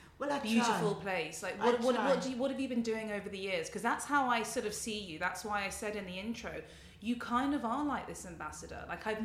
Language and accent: English; London, United Kingdom; I grew up in Labrook Grove, which is quite a mixed mm-hmm. Jamaican area.